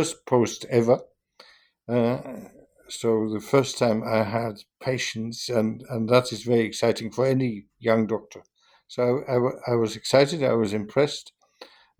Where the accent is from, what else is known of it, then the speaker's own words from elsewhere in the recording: Germany; moved away as an adult; also born or lived in Hanover, Germany / Vienna, Austria; I was born in Germany